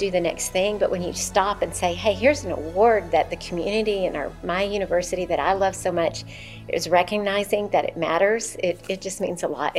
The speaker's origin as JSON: {"language": "English", "town": "Richardson", "region": "Texas", "country": "United States", "tie": "born or raised there", "also_born_or_lived": "Michigan", "said": "I was born in Michigan, but I was raised in Richardson, Texas."}